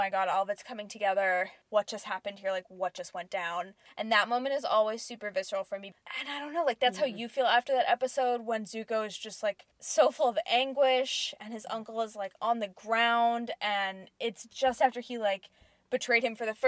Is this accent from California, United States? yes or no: yes; Southern California, United States; growing up in Southern California